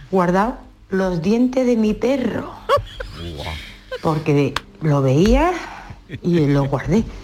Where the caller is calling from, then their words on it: Seville, Andalusia, Spain; de Sevilla.